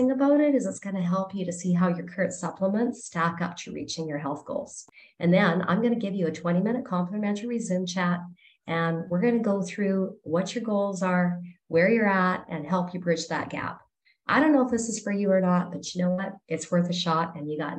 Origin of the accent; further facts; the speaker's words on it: Canada; I'm from Canada